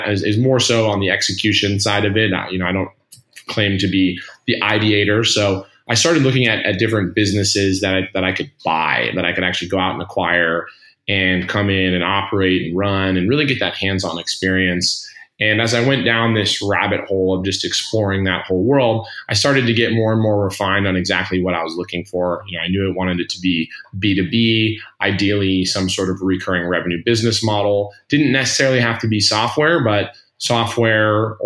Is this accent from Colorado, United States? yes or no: yes; Colorado, United States; moved away as an adult; also born or lived in California / San Francisco / New York; I grew up in Colorado